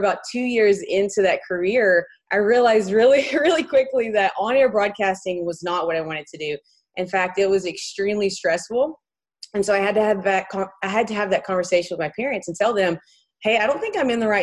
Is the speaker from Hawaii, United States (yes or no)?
no; Morris, Alabama, United States; moved away as an adult; now in Huntington Beach, United States; I'm actually born and raised in a very small town called Morris, Alabama